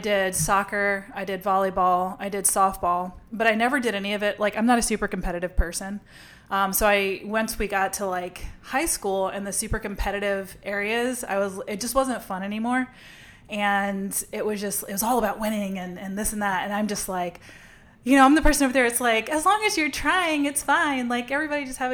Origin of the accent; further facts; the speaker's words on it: Lafayette, Louisiana, United States; I'm from Lafayette, Louisiana, which is a really affluent area